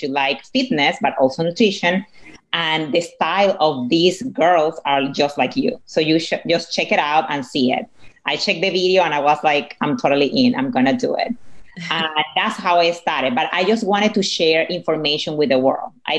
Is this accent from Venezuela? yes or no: yes; Venezuela; English is a second language; moved away; my husband, we are from Venezuela, so we're Latinos